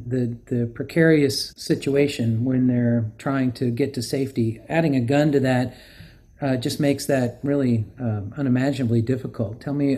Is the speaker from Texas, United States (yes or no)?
yes; Texas, United States; I grew up in Texas and learned how to handle a firearm safely in Texas